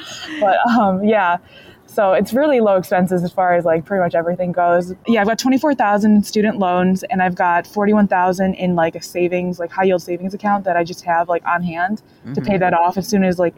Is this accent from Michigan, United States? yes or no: yes; Michigan, United States; I'm 23. I'm from Michigan